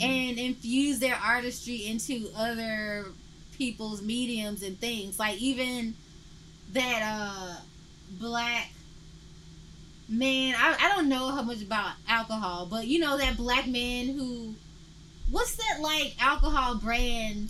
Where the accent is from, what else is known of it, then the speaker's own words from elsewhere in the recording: Memphis, Tennessee, United States; now in Portland, United States; I'm from Memphis and I don't feel like I'm not from Memphis through being here